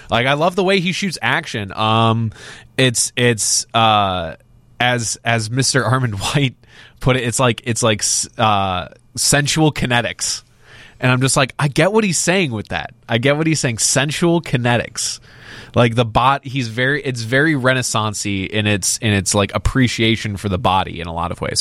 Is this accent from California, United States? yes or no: no; Crystal Lake, Illinois, United States; We grew up in Crystal Lake, not far from Woodstock.